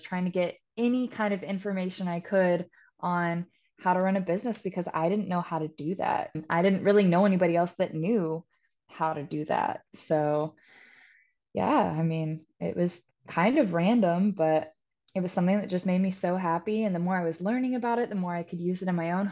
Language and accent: English; Topeka, Kansas, United States; moved away as an adult; now in Wilmington, United States; I'm originally from Topeka, Kansas, but I moved to Wilmington, North Carolina about 6 years ago.